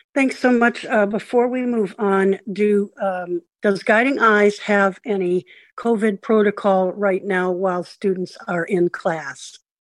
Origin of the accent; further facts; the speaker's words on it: Florida, United States; Florida, my home state